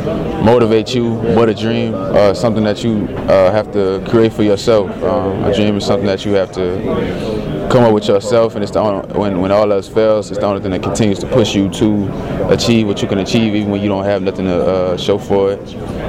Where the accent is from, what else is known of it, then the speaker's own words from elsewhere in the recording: New Orleans, Louisiana, United States; I'm from New Orleans, Louisiana